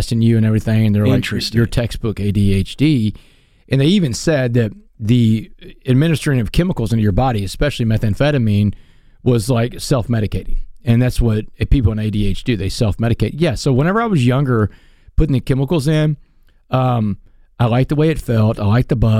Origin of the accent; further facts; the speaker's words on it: Port Arthur, Texas, United States; I grew up in Texas